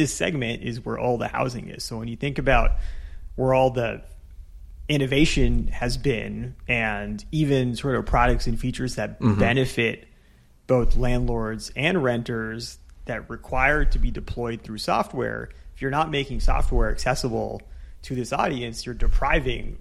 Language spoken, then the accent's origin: English; California, United States; I'm a Californian